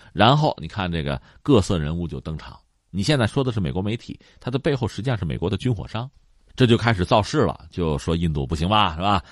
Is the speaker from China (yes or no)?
yes; China; 我们中国人全民从小学就开始学那个叫basic语言